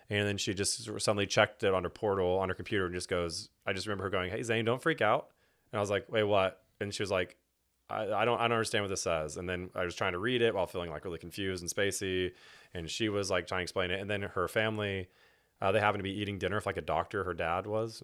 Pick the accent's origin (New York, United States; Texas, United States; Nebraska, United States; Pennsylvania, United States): Texas, United States; Houston; now in Fort Worth, United States; I grew up in Houston and was born into a Christian home